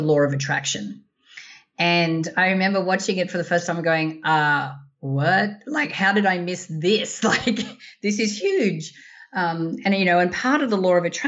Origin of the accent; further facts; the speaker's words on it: Australia; moved away as an adult; also born or lived in Sydney; now in United States; I'm as Aussie as ample